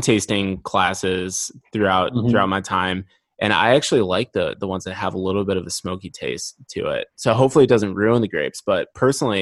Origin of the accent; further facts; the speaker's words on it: Dubuque, Iowa, United States; my hometown of Dubuque, Iowa